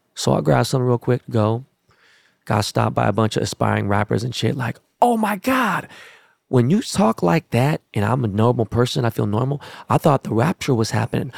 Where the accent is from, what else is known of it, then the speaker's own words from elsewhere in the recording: Los Angeles, California, United States; I'm from Los Angeles.